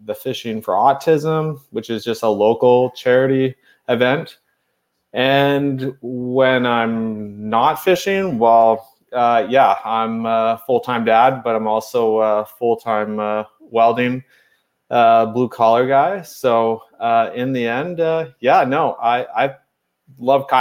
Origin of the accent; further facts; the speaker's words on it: Cornwall, Ontario, Canada; I'm from Cornwall, Ontario